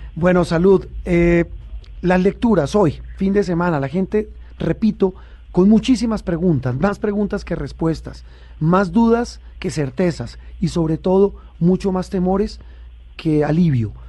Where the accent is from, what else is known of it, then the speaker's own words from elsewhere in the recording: Colombia; nuestro país